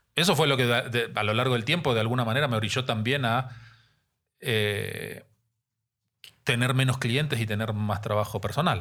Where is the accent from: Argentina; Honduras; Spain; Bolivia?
Argentina; Neuquén; moved away as an adult; also born or lived in Santa Cruz, Argentina / La Plata, Argentina; now in Mexico City, Mexico; Yo nací en el sur de Argentina, en la Patagonia. Ok. en la provincia de Santa Cruz. Desde muy chiquito, a los cuatro años, mis papás se mudaron a otra provincia dentro de la Patagonia, Neuquén